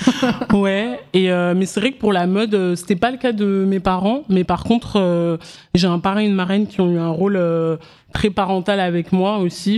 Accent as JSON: {"language": "French", "area": "Paris suburbs, Seine-et-Marne, then Oise", "region": "Île-de-France", "country": "France", "tie": "born or raised there", "also_born_or_lived": "Abidjan, Côte d'Ivoire / Guinea", "said": "j'ai grandi en banlieue parisienne en Seine-et-Marne et après en Picardie dans l'Oise"}